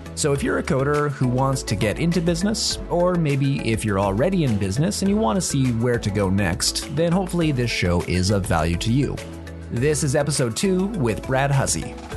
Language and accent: English; Northern Canada, Canada; we actually grew up together in the same town. We, we grew up in Northern Canada